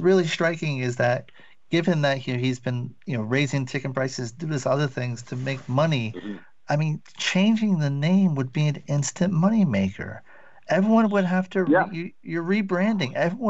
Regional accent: Rhode Island, United States; moved away as an adult; also born or lived in Washington, D.C. / Los Angeles; now in Santa Monica, United States; I used to live in D.C. In fact, I'm from New England as well, from Rhode Island. And I went to school in D.C.

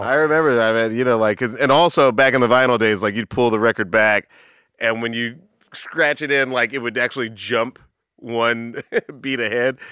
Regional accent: Atlanta, Georgia, United States; I grew up in the South. I grew up in Atlanta

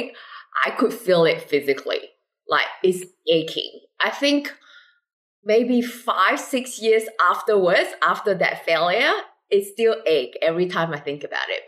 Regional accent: Malaysia; now in Singapore; I'm originally from Malaysia

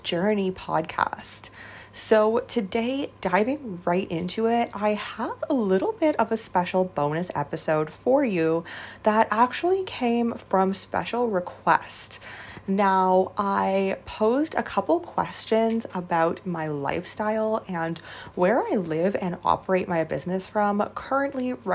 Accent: Canada; moved away as an adult; now in China; I am from Canada

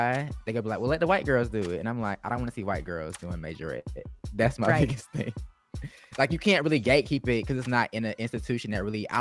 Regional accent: Atlanta, Georgia, United States; moved away as an adult; also born or lived in Texas; growing up in Atlanta, I've had like Black everything my whole life

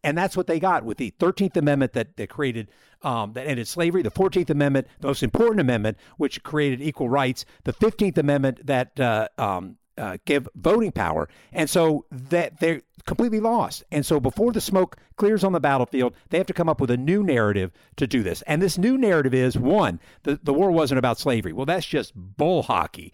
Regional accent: Alexandria, Virginia, United States; everything in my life in Alexandria

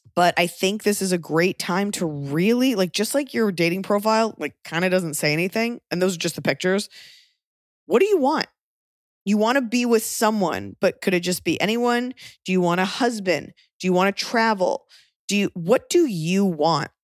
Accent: the South, United States; I'm from the South

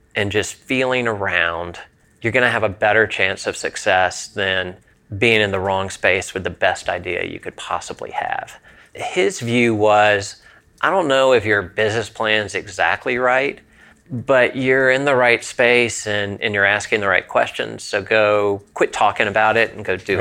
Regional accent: Southeast, United States; I'm from the Southeast

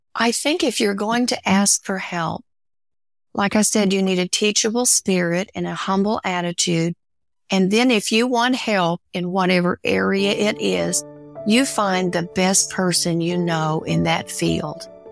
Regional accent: the Ozarks, United States; growing up in the Ozarks, growing up a hillbilly

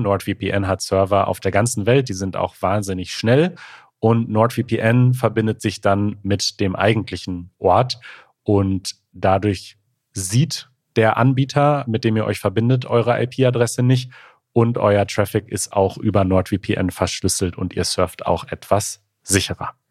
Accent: near Gladbeck, North Rhine-Westphalia, Germany; ich bin ganz in der Nähe von Gladbeck zur Schule gegangen

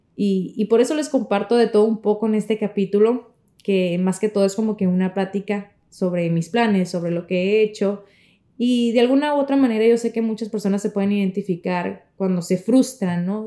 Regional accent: Navojoa, Sonora, Mexico; now in Miami, United States; en mi tierra querida que es en el norte, en Navajoa, Sonora, México

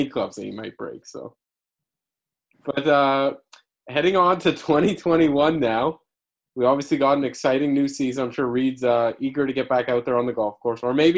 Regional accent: Canada; I'm Canadian

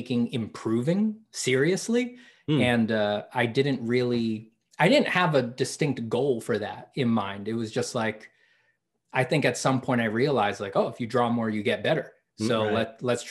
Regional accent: New York, United States; moved away; I'm from New York

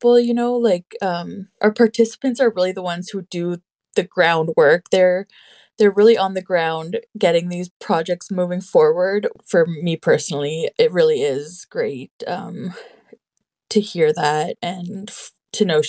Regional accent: North Shore, Northern Ontario, Canada; I'm from the North Shore in Northern Ontario, specifically Garden River and Mississauga First Nation.

